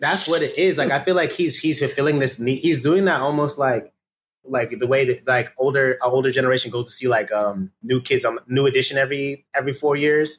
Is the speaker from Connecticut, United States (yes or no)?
yes; Connecticut, United States; I, am from Connecticut